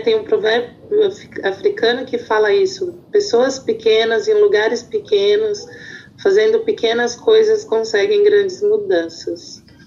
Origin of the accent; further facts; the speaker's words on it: São Paulo, Brazil; eu sou do Jardim Ângela